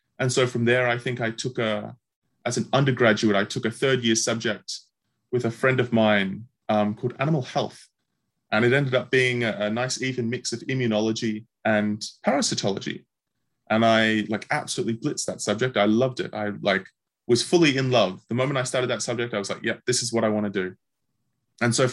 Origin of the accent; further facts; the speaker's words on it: Victoria, Australia; my home state, Victoria in Australia